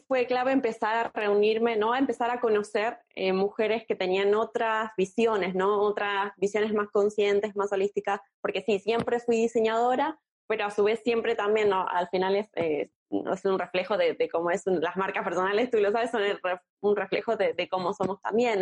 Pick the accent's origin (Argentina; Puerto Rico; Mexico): Argentina; moved away as an adult; now in Barcelona, Spain; soy argentina también, vivo en Barcelona hace unos cinco años